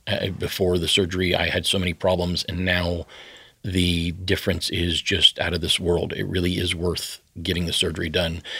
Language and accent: English; the South, United States; I grew up in the South